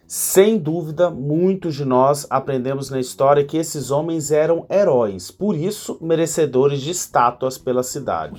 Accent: Goiânia, Goiás, Brazil; Eu sou de Goiânia

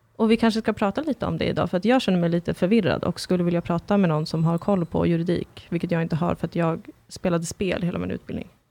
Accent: Sweden; also born or lived in Kurdistan; som svensk

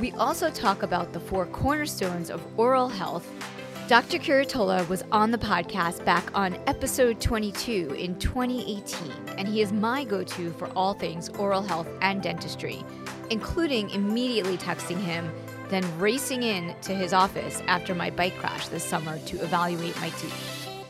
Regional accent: Long Island, New York, United States; we are from Long Island

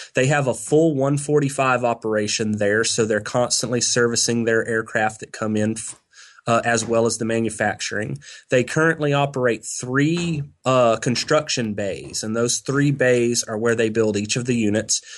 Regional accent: near Galveston, Texas coast, United States; I grew up on the Texas coast, not far from Galveston

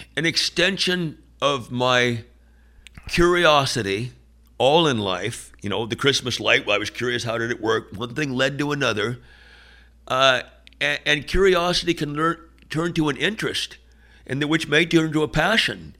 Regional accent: San Francisco Bay Area, north of Berkeley, California, United States; growing up in the San Francisco Bay Area, a little bit north of Berkeley

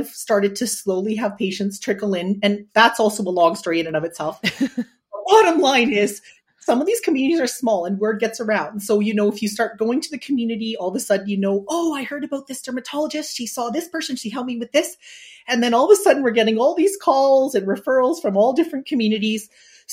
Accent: Regina, Saskatchewan, Canada; also born or lived in Toronto; I came back to Regina to work, my hometown in 2014

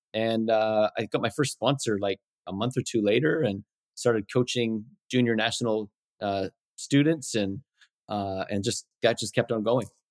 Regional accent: North Vancouver, British Columbia, Canada; also born or lived in Winnipeg, Manitoba / Chilliwack; Chilliwack and then Vancouver, North Vancouver, basically, since I was three.

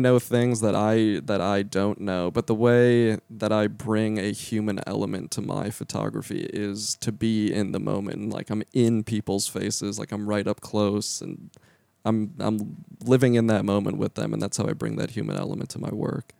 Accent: Lake Zurich, Illinois, United States; moved away; also born or lived in Central Florida; I am from a town called Lake Zurich. It's about 40 minutes northwest of Chicago

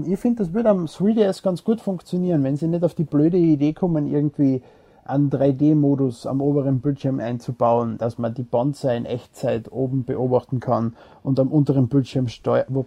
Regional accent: Austria; Okay. Ich bin Österreicher.

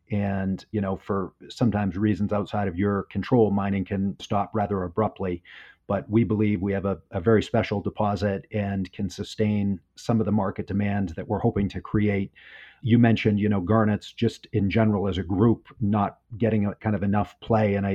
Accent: United States; I'm American, so I, I don't understand meters.

